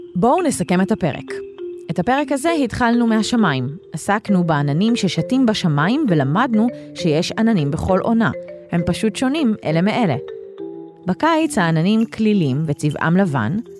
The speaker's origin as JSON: {"language": "Hebrew", "town": "Ashkelon", "region": "Southern District", "country": "Israel", "tie": "born or raised there", "moved": "yes", "lives_now": "Ashdod, Israel", "said": "אני נולדתי באשקלון וגרה באשדוד"}